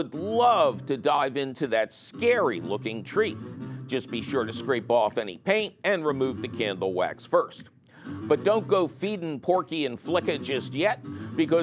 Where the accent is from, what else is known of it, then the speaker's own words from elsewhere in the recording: Philadelphia, Pennsylvania, United States; I'm from Philadelphia